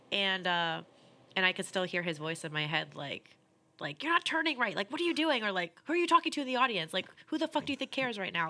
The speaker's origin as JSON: {"language": "English", "region": "New Jersey", "country": "United States", "tie": "born or raised there", "also_born_or_lived": "Sierra Vista, Arizona", "moved": "as an adult", "lives_now": "Queens, United States"}